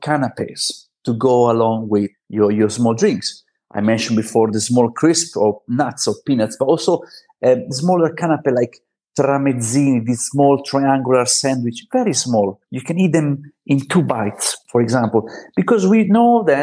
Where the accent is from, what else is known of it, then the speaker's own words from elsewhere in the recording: Italy; moved away as an adult; now in Barcelona, Spain; at least in Italy, we grow up with aperitivo